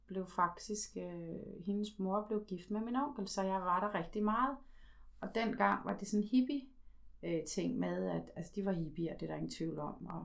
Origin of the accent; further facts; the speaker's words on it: Slagelse, Zealand, Denmark; Så voksede jeg op der i Slagelse